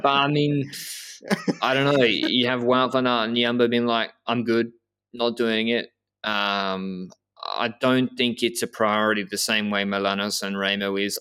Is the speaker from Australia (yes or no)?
yes; Australia; I'm a, I'm a from Australia